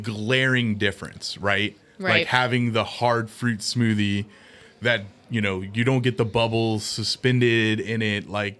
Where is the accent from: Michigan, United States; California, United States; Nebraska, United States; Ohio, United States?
Ohio, United States; Cincinnati; yes, we're from Cincinnati